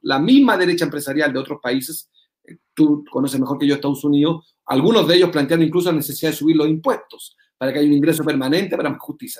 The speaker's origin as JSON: {"language": "Spanish", "country": "Chile"}